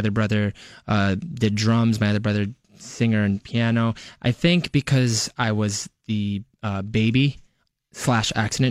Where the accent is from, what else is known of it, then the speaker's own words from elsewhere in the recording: Westchester, New York, United States; moved away as an adult; also born or lived in Los Angeles; I'm born and raised in Westchester